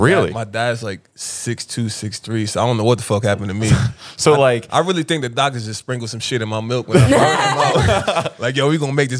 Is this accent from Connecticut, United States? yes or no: yes; Connecticut, United States; also born or lived in Mount Vernon, New York; I was born in Mount Vernon, New York. Moved to Connecticut, lived up there most of my life, did all my schooling in Connecticut. I call Connecticut home, really.